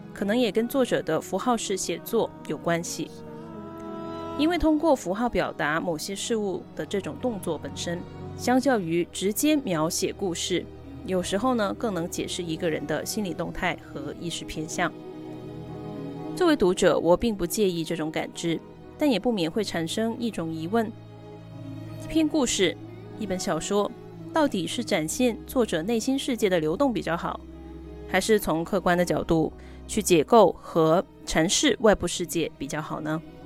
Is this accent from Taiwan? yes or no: no; Guangdong, China; moved away as an adult; also born or lived in New York State, United States / Edinburgh, United Kingdom; 我自己的家乡，虽说四季常青，但是呢，气候其实并不宜人